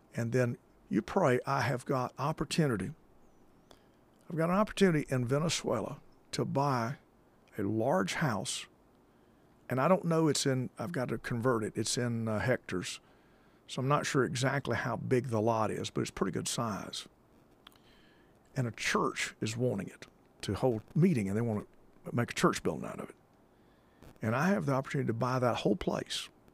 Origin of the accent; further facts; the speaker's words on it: United States; being American